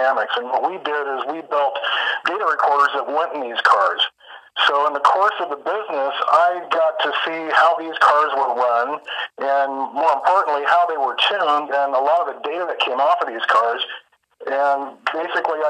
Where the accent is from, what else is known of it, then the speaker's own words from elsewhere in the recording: Tacoma, Washington, United States; I grew up in Tacoma, Washington